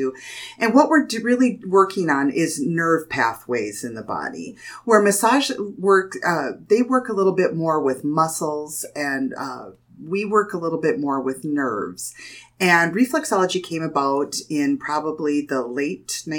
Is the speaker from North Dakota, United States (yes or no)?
yes; Jamestown, North Dakota, United States; I've been born and raised in Jamestown. I've lived here in Jamestown, North Dakota my whole life.